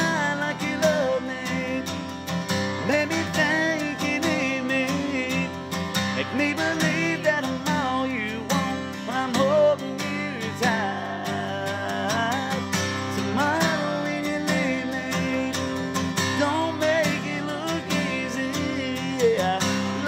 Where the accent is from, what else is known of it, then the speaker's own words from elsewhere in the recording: Alabama, United States; moved away; where I grew up back in Alabama